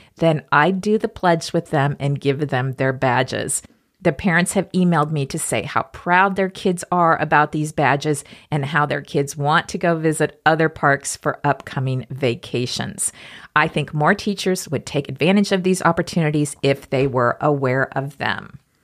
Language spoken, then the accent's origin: English; Topeka, Kansas, United States; growing up in Topeka, Kansas